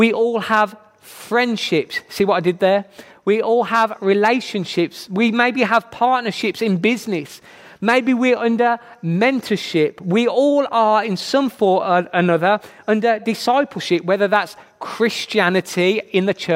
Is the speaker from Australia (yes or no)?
no; Birmingham, West Midlands, United Kingdom; accent: Brummie; I'm from Birmingham. You can probably tell by my very attractive accent, I am a Brummie.